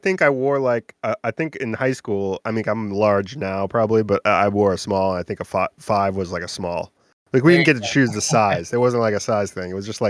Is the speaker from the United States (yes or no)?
yes; Beverly, Massachusetts, United States; I'm from Beverly, Mass